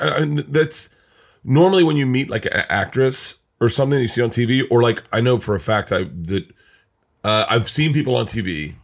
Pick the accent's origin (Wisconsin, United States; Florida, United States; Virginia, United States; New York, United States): Florida, United States; I grew up in Florida